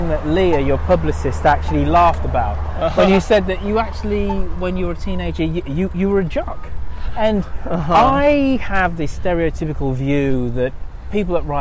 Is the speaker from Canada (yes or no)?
no; United Kingdom; Being British